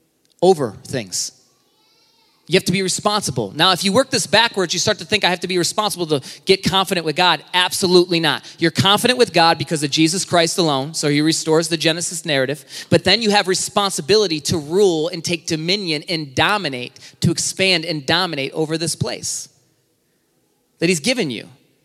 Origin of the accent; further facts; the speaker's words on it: Michigan, United States; I'm from Michigan. That's my Michigan license.